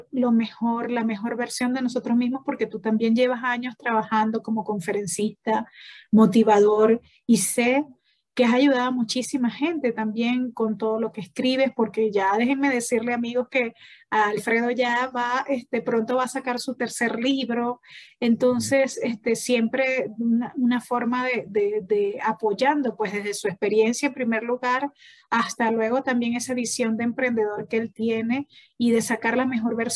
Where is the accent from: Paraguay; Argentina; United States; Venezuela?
Venezuela; yo como venezolana, tú sabes también